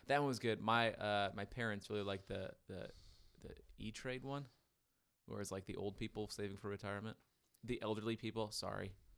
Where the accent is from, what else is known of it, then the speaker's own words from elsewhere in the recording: Florida, United States; I'm from Florida. We surf